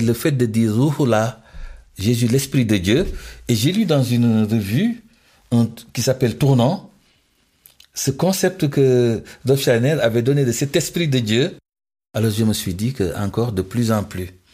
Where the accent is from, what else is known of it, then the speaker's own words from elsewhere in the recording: Senegal; Je suis musulman, je suis sénégalais, je suis dans les valeurs de mon terroir